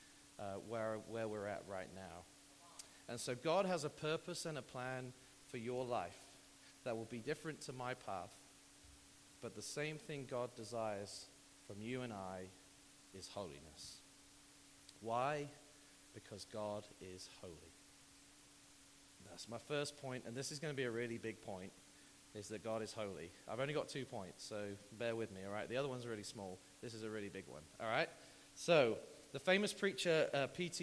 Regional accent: United Kingdom; moved away; also born or lived in Texas; I'm British

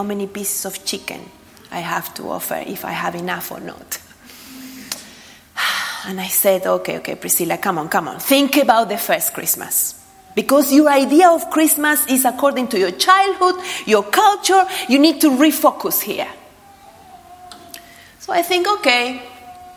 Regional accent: Argentina; moved away; I was brought up in Argentina

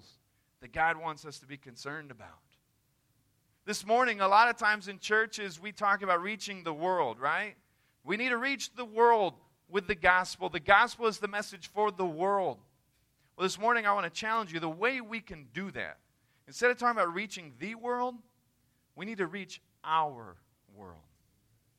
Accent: the South, United States; I'm from the South

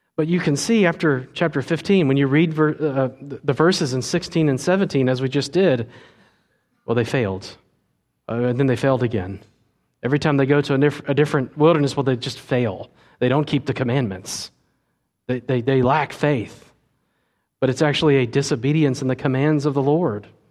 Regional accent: United States; we as American twenty-first century Christians

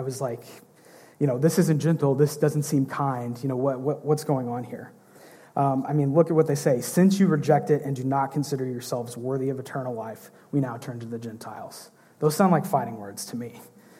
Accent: United States; Again, I'm American, so forgive me.

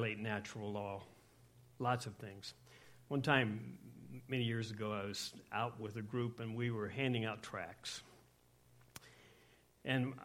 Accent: Scotland, United Kingdom; I'm Scottish

